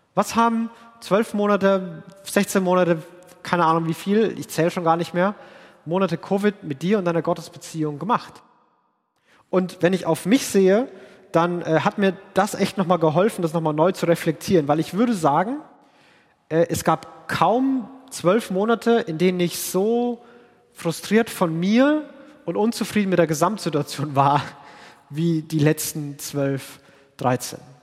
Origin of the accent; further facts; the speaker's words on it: Franconia, Bavaria, Germany; bin Franke, wo alle so reden und denken und aussehen wie ich